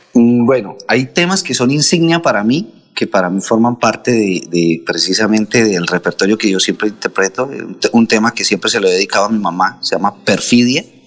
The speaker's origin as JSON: {"language": "Spanish", "town": "Contratación", "region": "Santander", "country": "Colombia", "tie": "born or raised there", "moved": "yes", "said": "nosotros allá en contratación fuimos bendecidos con toda la educación salesiana que tuvimos"}